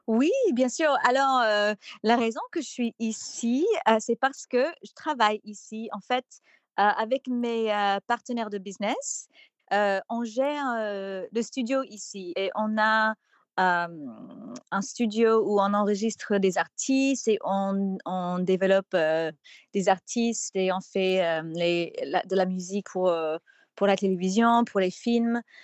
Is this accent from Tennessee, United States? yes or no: yes; Nashville, Tennessee, United States; French is a second language; also born or lived in Paris, France; je suis originaire de Nashville parce que ma mère, elle est aussi artiste